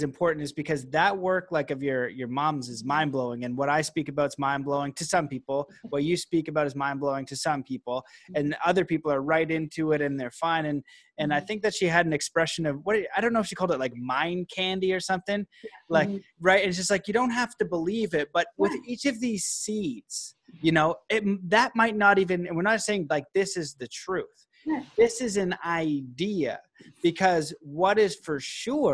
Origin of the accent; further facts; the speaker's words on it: Canada; I'm Canadian